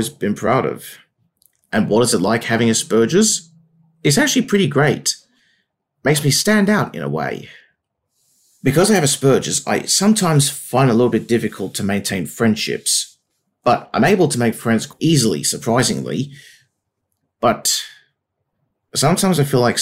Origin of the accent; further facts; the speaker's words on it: Wollongong, New South Wales, Australia; I grew up in Wollongong my whole life. Wollongong is a coastal town down on the south coast of New South Wales, Australia.